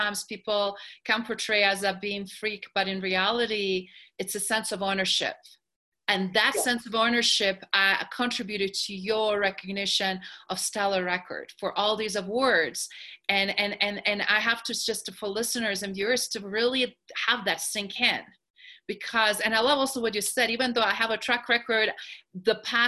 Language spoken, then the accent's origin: English; New York, United States; And being New Yorker, and I mean being European, I'm like that directness approach is like, yeah, we can be diplomatic